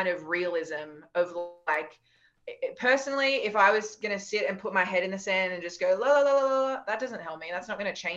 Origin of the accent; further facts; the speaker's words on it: Australia; we're Australian and we're tall and we have black hair